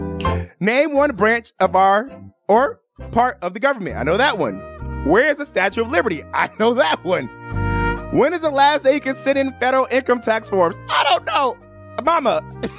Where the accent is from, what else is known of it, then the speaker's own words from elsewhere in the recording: Chicago, Illinois, United States; moved away as an adult; also born or lived in Miami / Atlanta, Georgia / Washington, District of Columbia, United States / Maryland; now in Las Vegas, United States; I was actually born and raised in Chicago, Illinois.